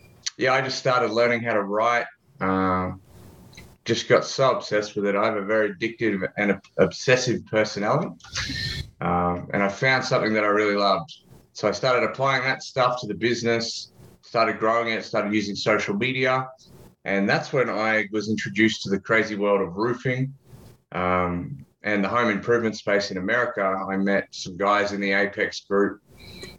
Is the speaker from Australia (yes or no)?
yes; Australia; I'm actually based in sunny Australia